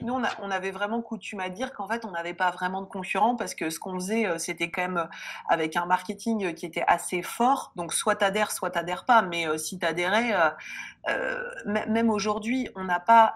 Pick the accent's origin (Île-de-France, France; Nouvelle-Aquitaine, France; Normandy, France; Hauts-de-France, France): Hauts-de-France, France; Lille; also born or lived in Reims; je suis lilloise